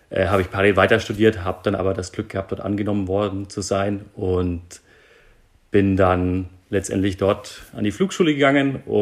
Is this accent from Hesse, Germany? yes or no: no; Nuremberg, Bavaria, Germany; born there; geboren in Nürnberg